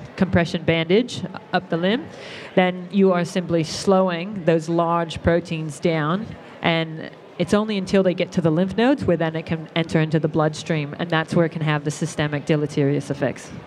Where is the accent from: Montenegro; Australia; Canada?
Australia; we're Australian